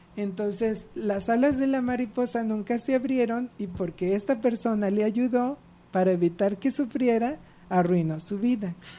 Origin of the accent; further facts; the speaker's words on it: Mexico; como sociedad mexicana